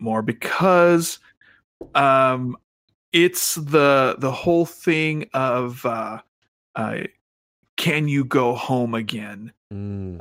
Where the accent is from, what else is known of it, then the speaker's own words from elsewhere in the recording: Phoenix, Arizona, United States; the place I grew up was in Central Phoenix